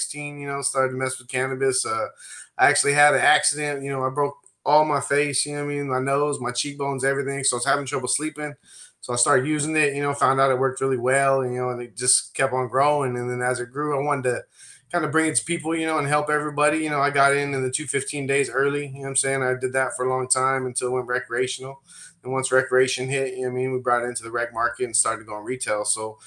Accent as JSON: {"language": "English", "area": "Central Valley", "region": "California", "country": "United States", "said": "we're from the Central Valley."}